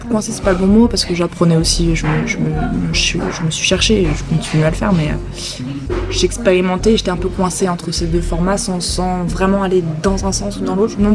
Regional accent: Poitiers, Nouvelle-Aquitaine, France; J'ai grandi à Poitiers, mais il y avait Radio Campus aussi, je crois.

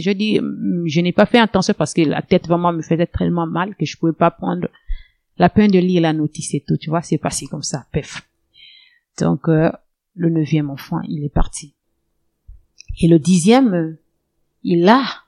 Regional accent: Lastoursville, Ogooué-Lolo, Gabon; moved away as an adult; now in Moanda, Gabon; ma ville natale, elle est de Lastoville

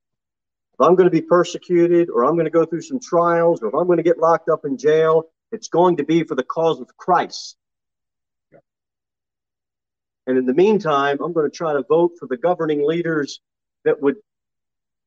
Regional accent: United States; We're so American. We're so American

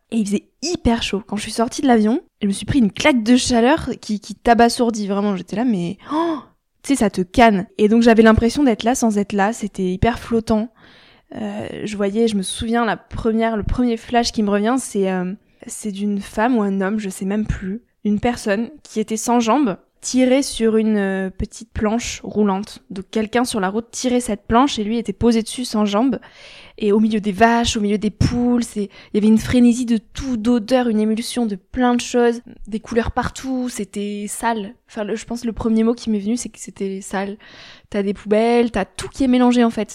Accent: France; je suis française, je garde toutes mes habitudes françaises

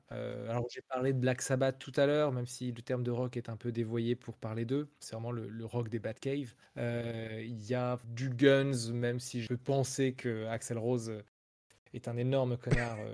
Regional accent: France; first language French; je suis un Français qui chante en anglais du rock

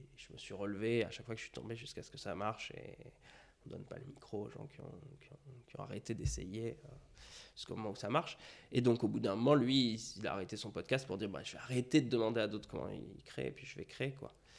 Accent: Melun, Île-de-France, France; je suis né à Melun

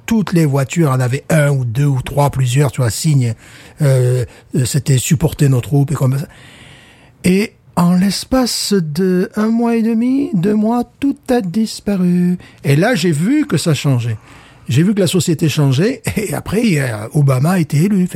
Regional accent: France; now in Louisiana, United States; je suis français

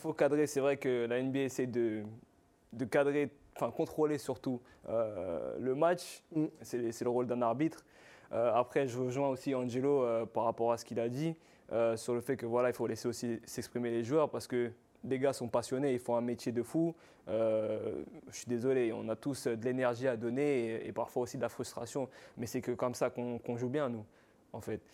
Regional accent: France; je suis français

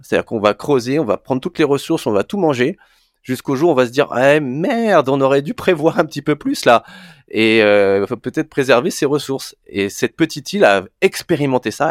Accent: Brittany, France; now in Paris, France; je suis breton

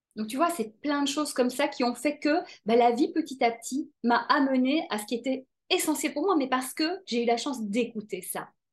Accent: Brussels, Brussels-Capital Region, Belgium; j'ai grandi à Bruxelles

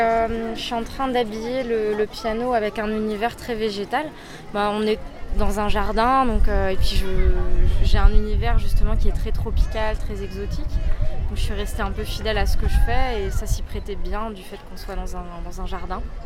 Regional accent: Strasbourg, Grand Est, France; Je viens de Strasbourg

